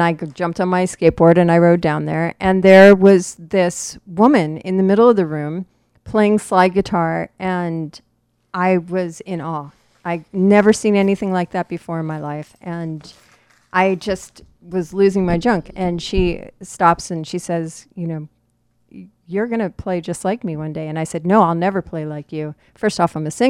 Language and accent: English; Florida, United States; I grew up in Florida